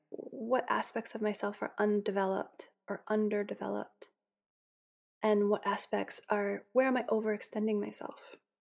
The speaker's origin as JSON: {"language": "English", "town": "Boston", "region": "Massachusetts", "country": "United States", "tie": "born or raised there", "also_born_or_lived": "Maine", "said": "I grew up in the Boston area"}